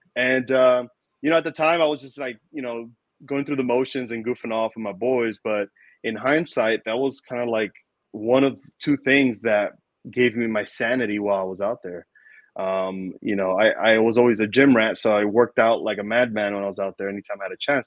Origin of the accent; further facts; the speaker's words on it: New York City, New York, United States; I grew up in New York City